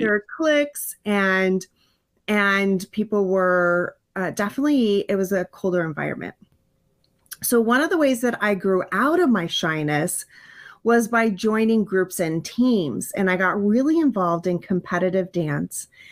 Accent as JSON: {"language": "English", "region": "California", "country": "United States", "tie": "born or raised there", "also_born_or_lived": "Hawaii", "said": "we moved from Hawaii to California, and I had to start in a brand new school"}